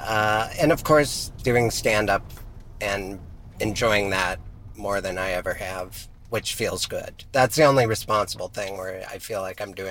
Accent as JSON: {"language": "English", "region": "Montana", "country": "United States", "tie": "born or raised there", "moved": "yes", "said": "I grew up in Montana where there's nothing"}